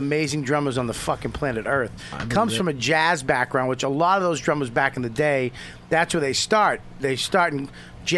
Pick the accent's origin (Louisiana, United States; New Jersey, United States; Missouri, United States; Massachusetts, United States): New Jersey, United States; I'm from Jersey